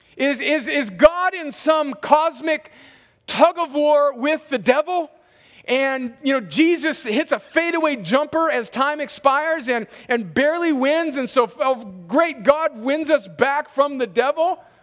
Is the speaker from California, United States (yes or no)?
yes; Southern California, United States; growing up in Southern California in a sort of hippie culture